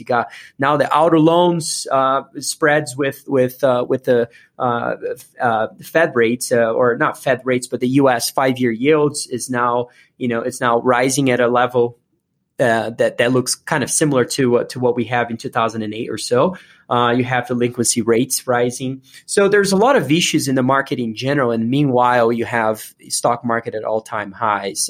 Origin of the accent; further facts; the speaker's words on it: Brazil; moved away as an adult; now in United States; I was born and raised in Brazil